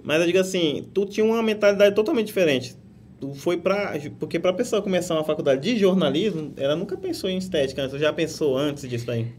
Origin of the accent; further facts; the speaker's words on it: Rondônia, Brazil; moved away; Até hoje eu falo porta, portão, e eu nasci em Rondônia